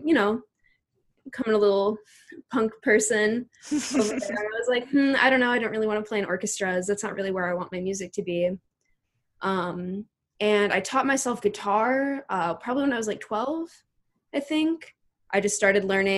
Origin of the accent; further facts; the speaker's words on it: Chicago, Illinois, United States; moved away as an adult; now in Minneapolis, United States; originally Chicago and now Minneapolis